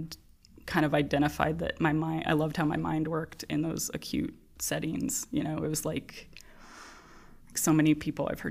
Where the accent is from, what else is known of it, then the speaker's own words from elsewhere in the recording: Colorado, United States; I grew up in Colorado